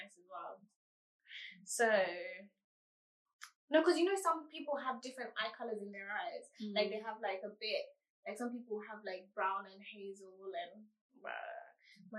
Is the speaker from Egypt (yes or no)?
no; Kenya; I speak English and I speak Swahili because I was born in Kenya